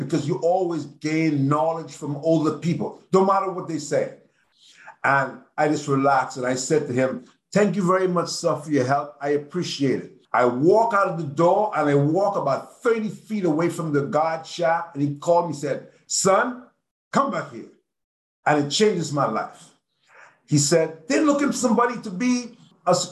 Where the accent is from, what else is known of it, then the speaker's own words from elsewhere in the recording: Nassau, New Providence, Bahamas; moved away as an adult; I'm from Nassau, Bahamas, so I was living in Nassau